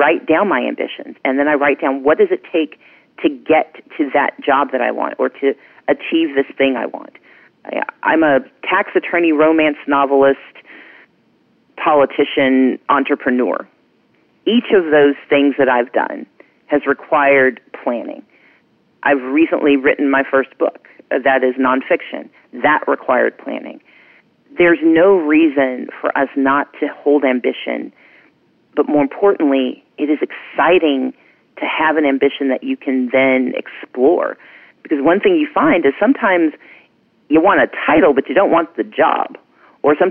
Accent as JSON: {"language": "English", "region": "Mississippi", "country": "United States", "tie": "born or raised there", "moved": "yes", "lives_now": "Georgia, United States", "said": "I grew up poor in Mississippi"}